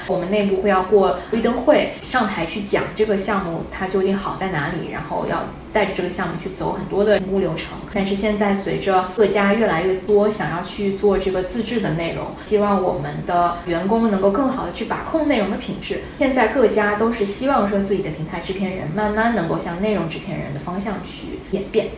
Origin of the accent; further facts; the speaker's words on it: China; moved away as an adult; also born or lived in Beijing / Shanghai; 我们作为土生土长的中国人，看很多华语内容长大